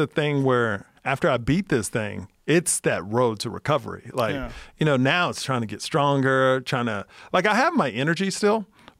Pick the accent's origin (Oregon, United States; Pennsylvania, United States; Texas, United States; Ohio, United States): Texas, United States; And I'm from Texas.